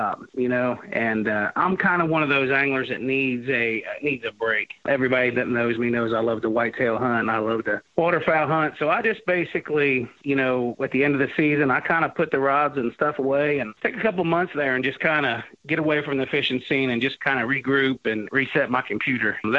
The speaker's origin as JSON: {"language": "English", "country": "United States", "tie": "born or raised there", "said": "I grew up right here on the Ohio River"}